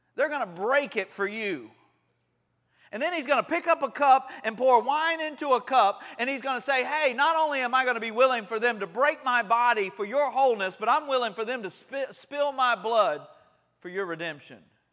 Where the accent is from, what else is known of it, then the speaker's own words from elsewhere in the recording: Panama City, Florida, United States; growing up in Panama City